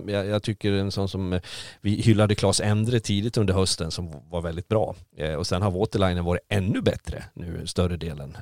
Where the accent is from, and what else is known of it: Sweden